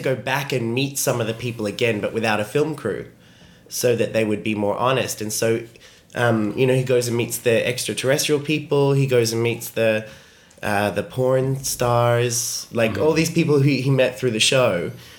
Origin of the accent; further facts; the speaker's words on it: Australia; I am Australian.